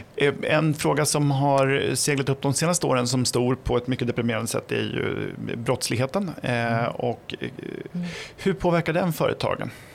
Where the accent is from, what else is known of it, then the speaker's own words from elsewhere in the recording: Flen, Södermanland, Sweden; jag kommer från Flen i Sörmland.